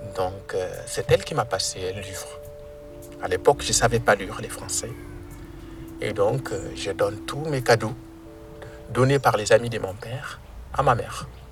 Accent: near Arlit, Agadez, Niger; moved away; Je viens du Niger et au Niger, je suis localisé euh, au nord, donc euh, près de la ville d'Arlit

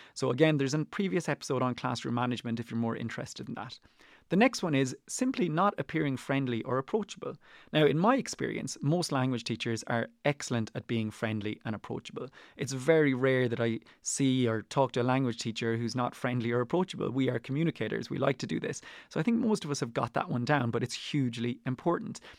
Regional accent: Ireland; I am Irish, but I teach Spanish and French. They are not my native tongues.

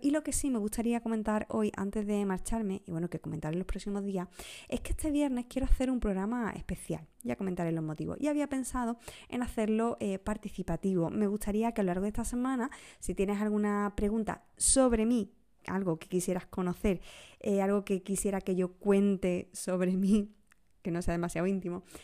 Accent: Huelva, Andalusia, Spain; Uno de los episodios más desconocidos de mi tierra, de Huelva

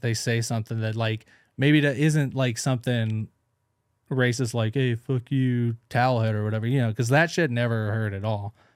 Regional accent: McEwen, Tennessee, United States; now in Los Angeles, United States; i was born and raised in mcewen tennessee

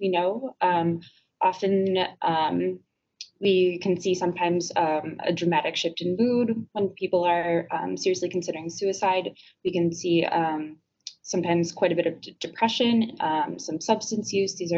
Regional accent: Madison, Wisconsin, United States; I'm originally from Madison

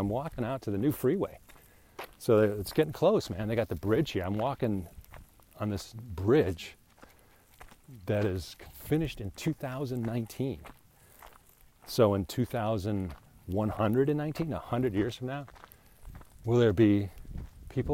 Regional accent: England, United Kingdom; I'm English

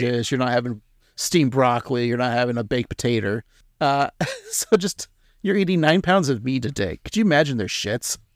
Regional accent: Pacific Northwest, United States; we're from the Pacific Northwest

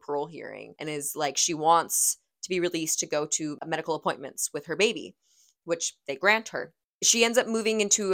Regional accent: Victoria, British Columbia, Canada; we grew up in Victoria. We were teenage girls in Victoria.

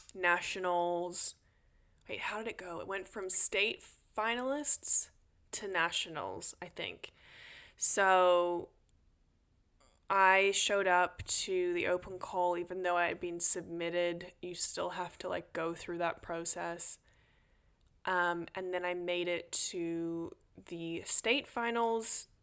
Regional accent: Australia; also born or lived in Sydney, Australia; now in United States; I am an Australian

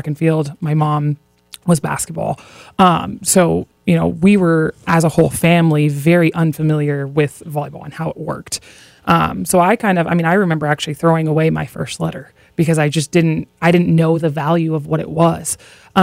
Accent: Hawaii, United States; moved away as an adult; growing up in Hawaii, I'm used to really, really good weather

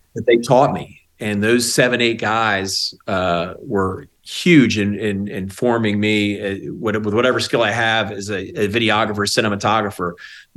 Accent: Baltimore, Maryland, United States; moved away as an adult; now in Roanoke, United States; I grew up in Baltimore, Maryland

